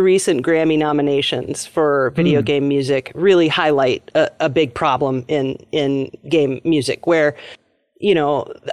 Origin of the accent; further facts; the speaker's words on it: Minnesota, United States; we're Minnesotan